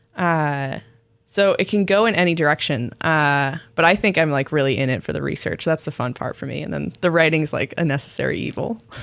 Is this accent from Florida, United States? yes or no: yes; Florida, United States; my home state of Florida